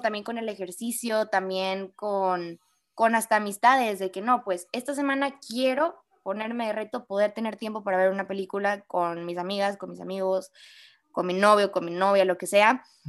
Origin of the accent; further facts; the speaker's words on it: Monterrey, Nuevo León, Mexico; como buen regio, regio.